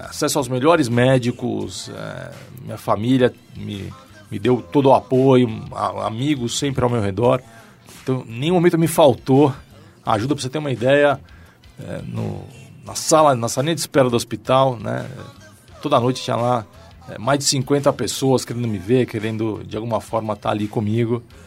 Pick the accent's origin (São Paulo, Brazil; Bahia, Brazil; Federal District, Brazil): São Paulo, Brazil; Eu nasci em São Paulo, família de classe média, apaixonado por futebol né, durante toda a infância. Comecei jogando bola no Clube Pinheiros